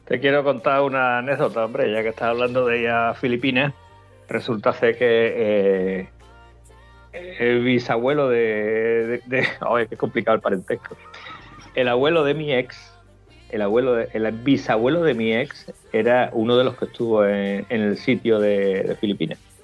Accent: Almonte, Andalusia, Spain; mi pueblo, en Almonte

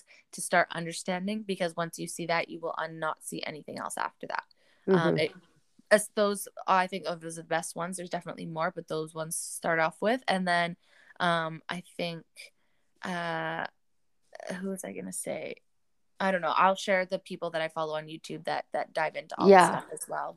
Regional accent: Canada

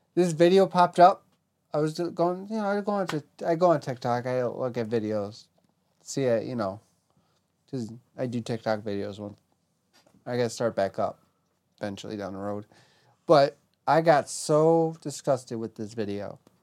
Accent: Alaska, United States; I come from Alaska

